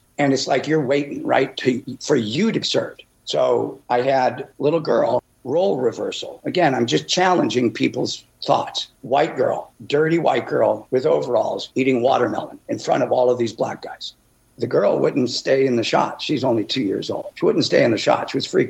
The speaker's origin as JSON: {"language": "English", "town": "Chicago", "region": "Illinois", "country": "United States", "tie": "born or raised there", "moved": "yes", "said": "I grew up in Chicago, Illinois"}